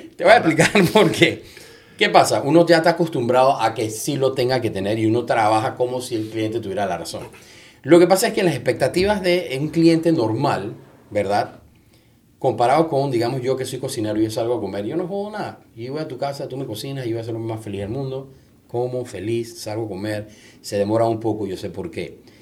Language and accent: Spanish; Panama; soy panameño